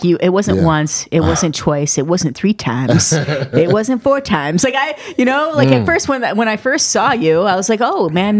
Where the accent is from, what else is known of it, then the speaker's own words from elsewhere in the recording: Flint, Michigan, United States; I'm from Flint.